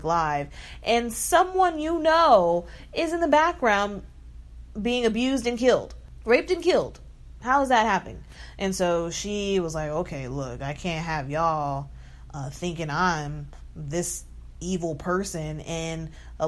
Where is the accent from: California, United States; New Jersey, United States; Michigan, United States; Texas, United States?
Texas, United States; I'm from Texas